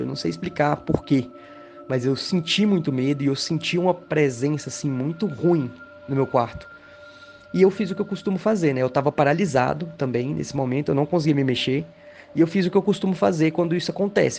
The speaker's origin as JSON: {"language": "Portuguese", "town": "Goiânia", "region": "Goiás", "country": "Brazil", "said": "eu sou de Goiânia, Goiás."}